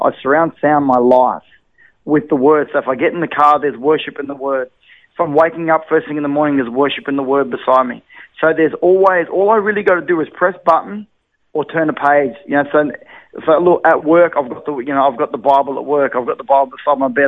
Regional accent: Brisbane, Queensland, Australia; Born and raised in Brisbane.

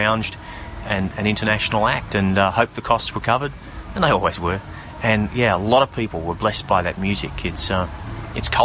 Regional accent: North Queensland, Australia; I travelled around a lot as a young person. I grew up mostly in North Queensland.

